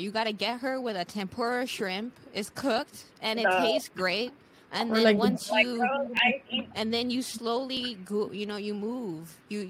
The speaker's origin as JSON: {"language": "English", "country": "Sint Maarten", "tie": "born or raised there", "said": "growing up on Sint Maarten that wasn't always great. And you realize, like, how far behind we are when you leave and you go and see what the rest of the world is doing"}